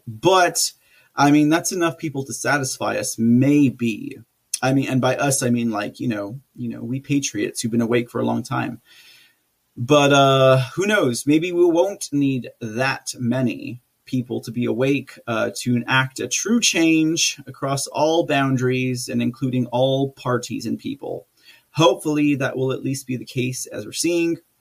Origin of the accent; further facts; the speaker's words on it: Texas, United States; I'm like a fourth or fifth generation Texan